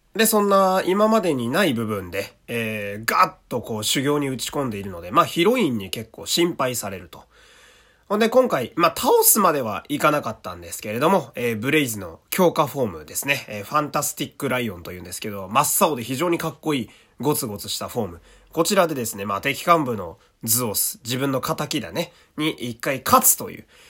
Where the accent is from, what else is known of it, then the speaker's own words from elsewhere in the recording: Fukui, Japan; 私の地元である福井県